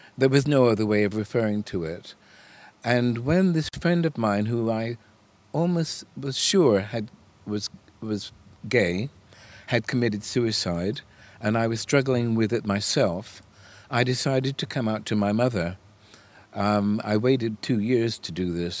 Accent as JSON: {"language": "English", "country": "United States", "tie": "born or raised there", "moved": "yes", "said": "I was born in America"}